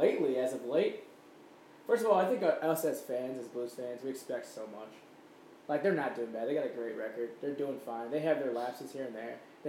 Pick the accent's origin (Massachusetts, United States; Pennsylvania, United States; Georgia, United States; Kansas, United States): Georgia, United States; Atlanta; now in St. Louis, United States; I often say that I'm from Atlanta, which I was born there and lived there twice. But I've also lived here in St. Louis twice as well.